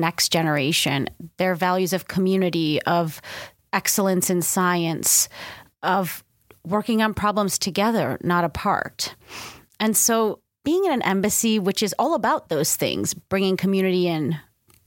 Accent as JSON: {"language": "English", "country": "United States", "also_born_or_lived": "Stockholm, Sweden", "said": "As an American that spent 4 years living in Sweden"}